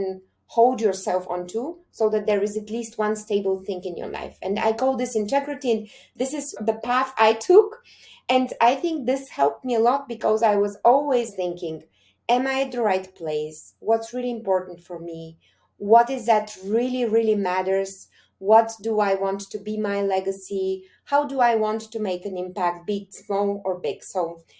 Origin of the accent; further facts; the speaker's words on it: Bulgaria; also born or lived in Sofia, Bulgaria / California, United States; now in Munich, Germany; from my home country